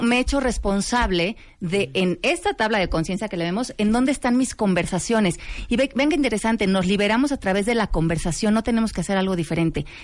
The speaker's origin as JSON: {"language": "Spanish", "country": "Mexico", "said": "nosotros como mexicanos"}